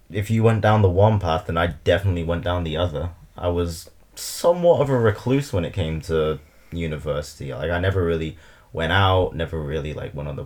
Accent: Liverpool, North West England, United Kingdom; born or raised there; also born or lived in China

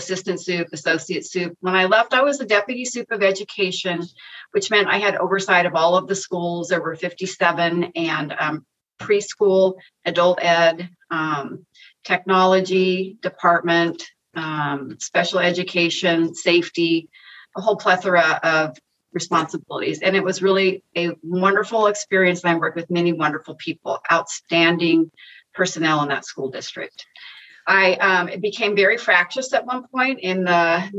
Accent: Northern California, United States; now in Orange County, United States; I grew up in Northern California in this tiny little mountain town, 1,500 people

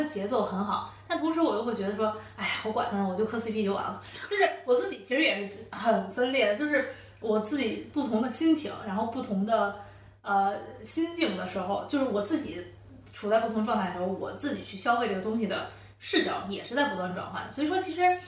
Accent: China; 我作为一个中国人

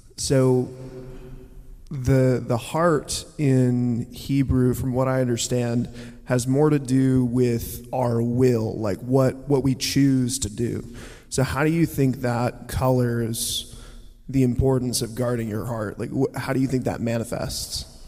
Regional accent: Farmersville, Texas, United States; I'm from Farmersville

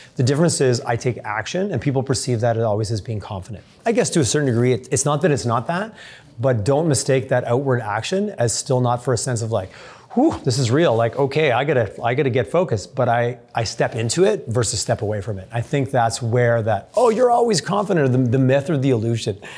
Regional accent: Southern Quebec, Canada; I went to a small elementary school in Southern Quebec, and my family I grew up making maple syrup

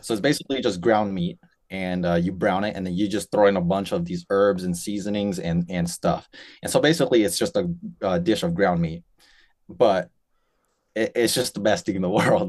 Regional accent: Spokane, Washington, United States; I was born and raised in Spokane, Washington.

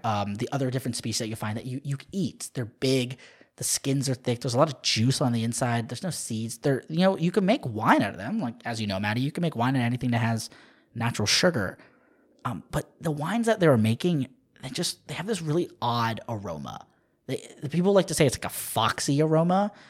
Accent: Southern Maryland, United States; moved away; I loved growing up in Southern Maryland, right on the, right on the border of D C and Virginia.

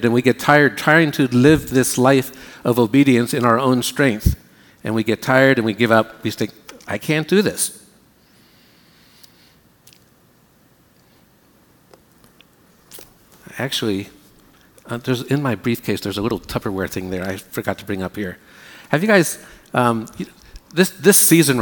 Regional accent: United States; we Americans

